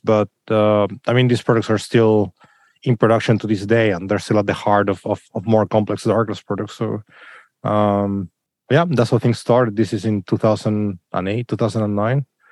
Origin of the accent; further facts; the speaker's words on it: Chile; moved away; in Chile where I come from